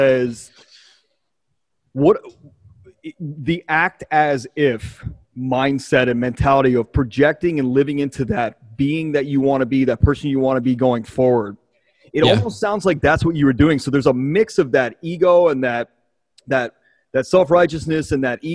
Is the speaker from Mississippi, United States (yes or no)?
no; Baltimore, Maryland, United States; I grew up in Baltimore